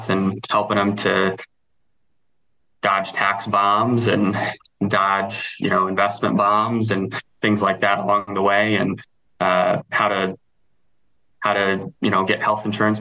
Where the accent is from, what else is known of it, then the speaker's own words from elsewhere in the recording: Nebraska, United States; I grew up in Nebraska